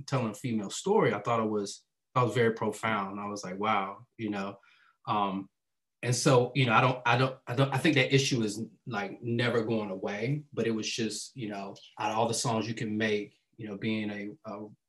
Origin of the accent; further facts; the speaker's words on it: East Coast, United States; I was definitely from the East Coast